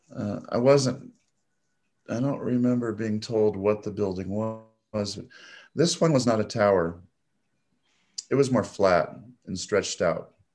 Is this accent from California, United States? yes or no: no; Nebraska, United States; I was born and raised in Nebraska